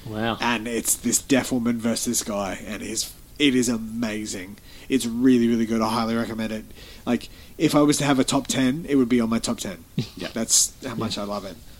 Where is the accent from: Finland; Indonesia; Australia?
Australia; we're Australian.